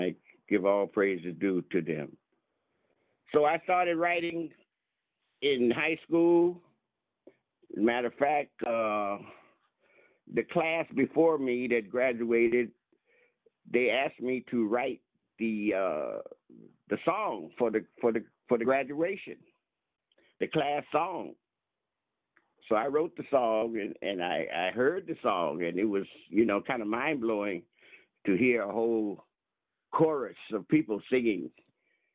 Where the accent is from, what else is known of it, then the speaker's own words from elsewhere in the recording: Fresno, California, United States; I grew up with parents in the Central Valley who published a black newspaper called the Fresno Voice.